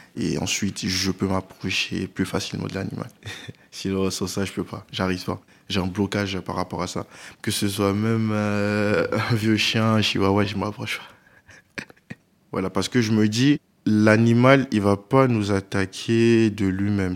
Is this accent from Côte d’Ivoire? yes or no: yes; Abidjan, Côte d’Ivoire; now in France; Je suis né euh, en France et j'ai grandi en Côte d'Ivoire. Donc euh, à Abidjan, on avait une grande maison